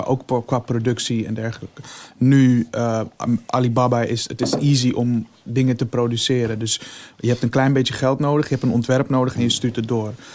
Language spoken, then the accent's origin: Dutch; Amsterdam, North Holland, Netherlands; wij komen uit Amsterdam